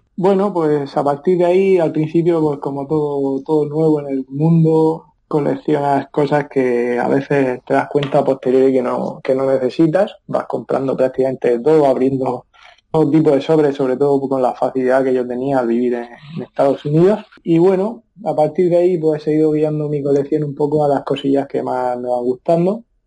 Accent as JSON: {"language": "Spanish", "town": "Murcia", "region": "Region of Murcia", "country": "Spain", "also_born_or_lived": "Seattle, United States", "said": "soy de Murcia"}